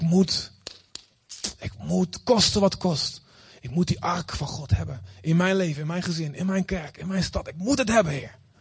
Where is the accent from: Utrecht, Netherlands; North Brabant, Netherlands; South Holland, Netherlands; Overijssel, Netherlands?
Overijssel, Netherlands; Olst; moved away as an adult; also born or lived in Boskamp; now in Aruba; Ik ben opgegroeid in Olst